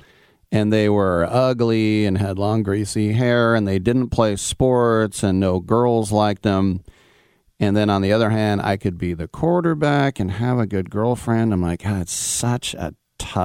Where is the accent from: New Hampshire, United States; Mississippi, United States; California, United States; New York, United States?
California, United States; East Bay; as a kid growing up in the East Bay